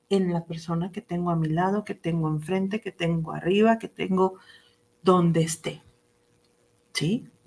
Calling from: Ciudad Obregón, Sonora, Mexico; de Ciudad Obregón, Sonora.

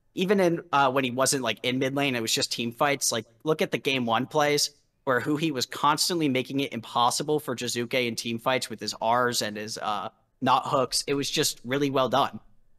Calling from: Philadelphia, Pennsylvania, United States; I'm calling from Philadelphia, Pennsylvania, the home of Speaka, or former home of Speaka.

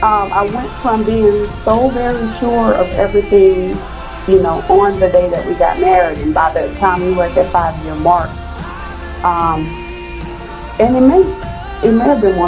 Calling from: Arlington, Texas, United States; I'm calling from Arlington, Texas.

